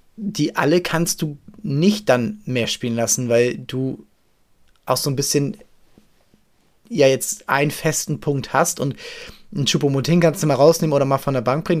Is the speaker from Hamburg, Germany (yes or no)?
yes; Hamburg, Germany; ich äh, habe ihn natürlich als Hamburger